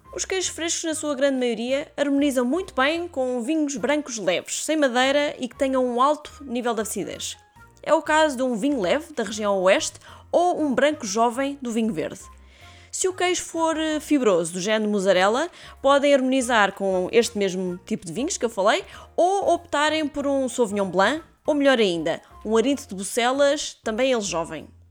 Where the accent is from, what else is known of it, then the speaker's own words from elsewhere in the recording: Portugal; como bons portugueses